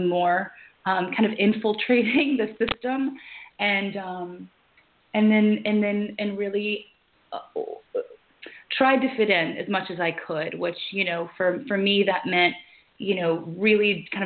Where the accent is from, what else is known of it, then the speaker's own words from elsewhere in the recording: Louisiana, United States; I was born and raised in Louisiana